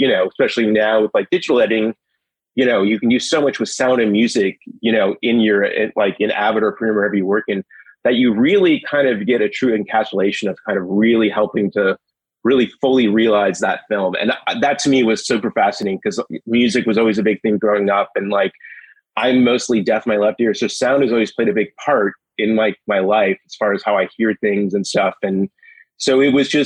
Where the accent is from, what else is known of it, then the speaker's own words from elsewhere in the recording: Minneapolis, Minnesota, United States; I grew up in Minneapolis